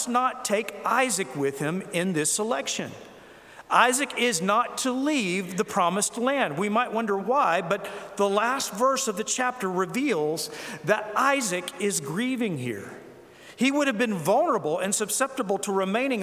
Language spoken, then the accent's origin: English; South Carolina, United States; I was from South Carolina